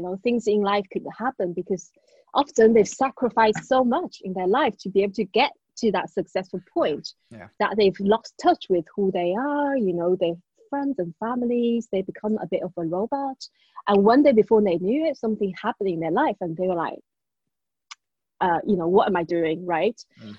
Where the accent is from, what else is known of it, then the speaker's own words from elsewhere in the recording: China; English is a second language; now in United Kingdom; So yeah, this is also how I came to the UK from China.